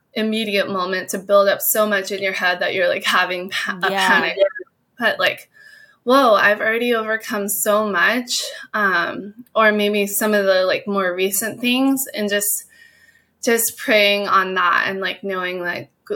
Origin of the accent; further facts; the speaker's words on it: Hawaii, United States; I was born and raised in Hawaii, and my whole family surfed